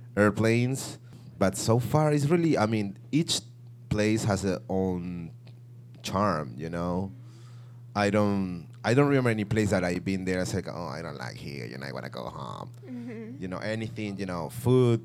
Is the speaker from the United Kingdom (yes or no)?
no; Venezuela; moved away as an adult; also born or lived in Peru; now in Chicago, United States; I was born in Peru. I grew up in Venezuela, and I've been living in Chicago for 4 years, living in the States for 9 years